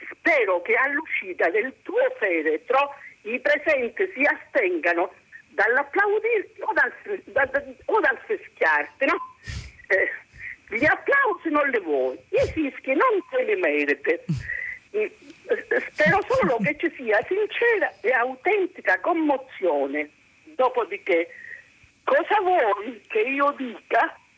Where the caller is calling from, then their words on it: Capo d'Orlando, Sicily, Italy; Siamo da Capodorlando, in provincia di Messina.